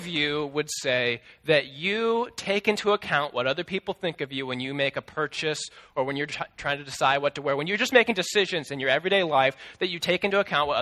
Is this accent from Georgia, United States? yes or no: no; Des Moines, Iowa, United States; my school district where I grew up in Des Moines